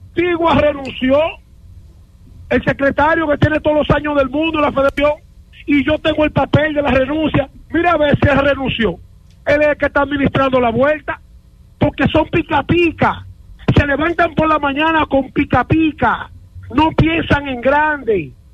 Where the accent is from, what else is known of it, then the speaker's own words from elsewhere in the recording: Dominican Republic; nosotros nos criaron en República Dominicana